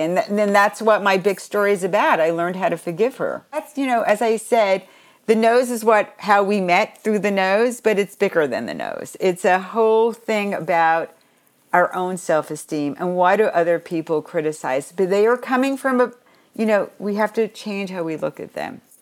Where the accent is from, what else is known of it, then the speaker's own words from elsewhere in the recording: Long Island, New York, United States; where I grew up on Long Island